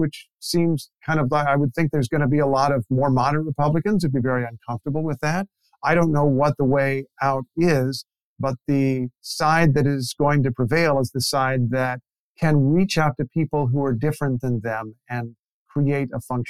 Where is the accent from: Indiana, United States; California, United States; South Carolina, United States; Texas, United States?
Indiana, United States; Carmel; my hometown of Carmel, Indiana, which used to be like the most Republican town in the state of Indiana.